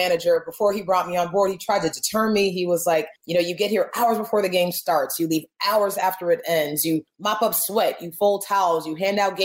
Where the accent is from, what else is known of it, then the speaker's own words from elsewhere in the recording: Miami, Florida, United States; now in Atlanta, United States; I'm originally from Miami, Florida. I live in Atlanta, Georgia now